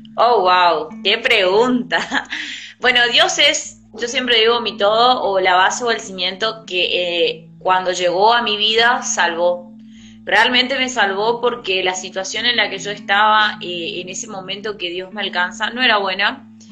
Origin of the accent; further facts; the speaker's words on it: El Colorado, Formosa, Argentina; moved away as an adult; now in Presidencia Roque Sáenz Peña, Argentina; soy de Argentina. Eh, específicamente soy de Formosa, eh, soy del Colorado Formosa